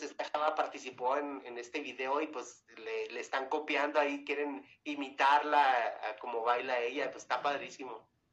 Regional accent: Chihuahua, Mexico; accent: Chihuahua; now in Mexico City, Mexico; yo soy de Chihuahua, pero ya radico aquí en México.

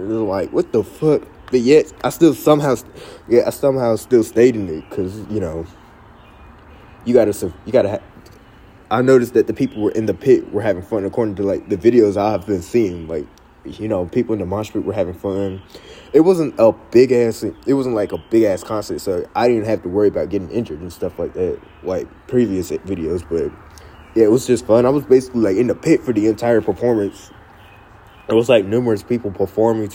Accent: Cary, North Carolina, United States; also born or lived in Pembroke, North Carolina; my hometown

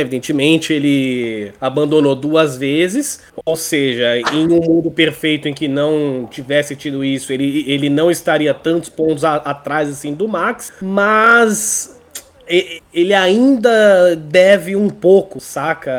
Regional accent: Brazil

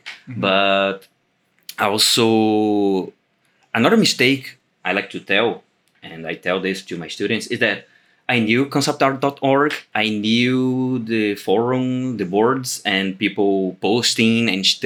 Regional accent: Brazil; I am an illustrator from Brazil

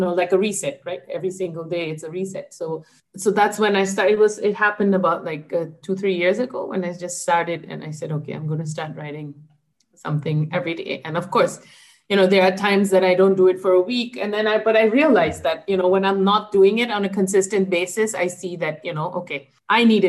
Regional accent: Japan; I was born and brought up in Japan

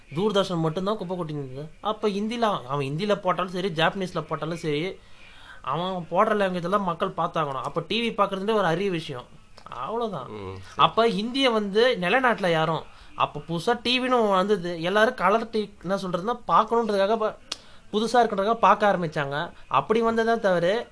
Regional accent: Tamil Nadu, India; என் சொந்த ஊர் இங்கே இப்போ தமிழ்நாடு

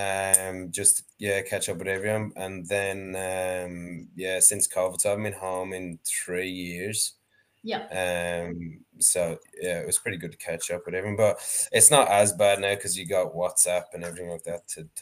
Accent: Gorey, County Wexford, Ireland; moved away as an adult; now in Australia; I grew up in Gorey, County Wexford in Ireland

